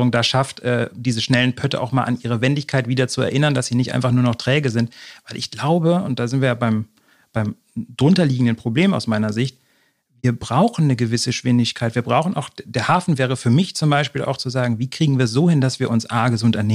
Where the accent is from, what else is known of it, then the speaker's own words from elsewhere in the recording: North German coast, Germany; lustigerweise bin ich ja auch an der Küste groß geworden. Ich kenne halt immer noch diese Riesenpötte, die da vor mir vorbeifahren.